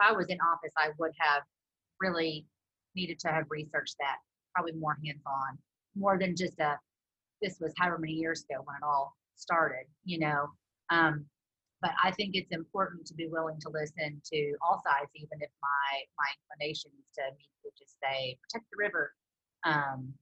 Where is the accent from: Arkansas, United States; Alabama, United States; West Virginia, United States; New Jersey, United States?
Arkansas, United States; Prairie Grove; now in Johnson, United States; I'm also from Prairie Grove, Arkansas, and it's a very agricultural town.